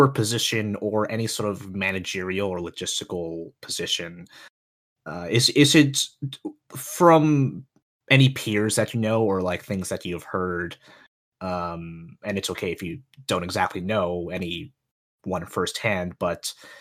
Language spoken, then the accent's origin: English; Philadelphia, Pennsylvania, United States; I'm from Philadelphia